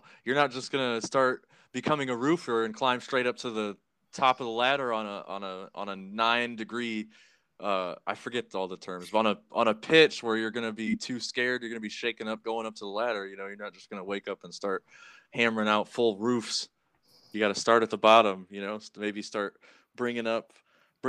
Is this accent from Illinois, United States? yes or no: no; South Bend, Indiana, United States; growing up in South Bend, I've had a lot of friends, like, die from drugs